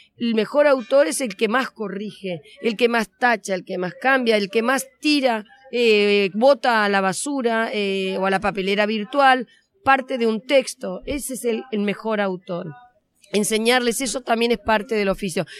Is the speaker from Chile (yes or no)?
no; Argentina; vengo de Argentina, como se me nota en cuanto empiezo a hablar